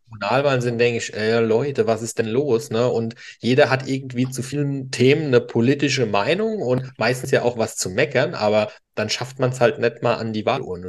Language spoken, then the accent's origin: German; Eich, Rhineland-Palatinate, Germany; also born or lived in Worms; Ich bin ja auch äh, nicht gebürtig, ich bin aus Worms, aber bin in Eich groß geworden.